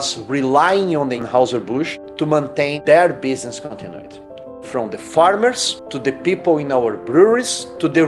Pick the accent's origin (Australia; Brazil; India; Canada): Brazil; moved away as an adult; also born or lived in China; now in New York, United States; I was born in Brazil